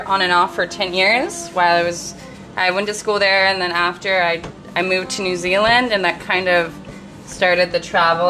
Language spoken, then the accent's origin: English; Ketchikan, Alaska, United States; I was born and raised in Ketchikan, Alaska.